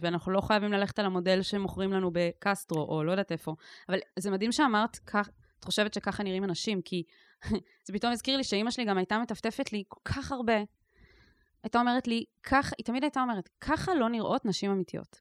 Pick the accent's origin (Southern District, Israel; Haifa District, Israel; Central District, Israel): Southern District, Israel; Ketura; בקיבוץ קטורה, שזה גם במקרה המקום שגדלתי בו